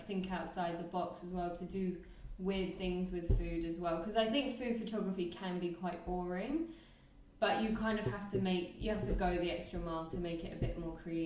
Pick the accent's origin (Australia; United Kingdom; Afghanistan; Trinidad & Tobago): United Kingdom; London; moved away as an adult; also born or lived in Nottingham; now in Thailand; I'm from London.